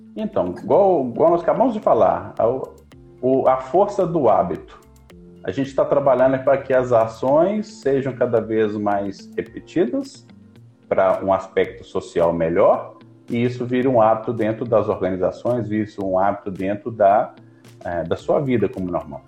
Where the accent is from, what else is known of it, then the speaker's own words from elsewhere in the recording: Belo Horizonte, Minas Gerais, Brazil; Eu sou natural de Belo Horizonte, mineiro, né, comedor de pão de queijo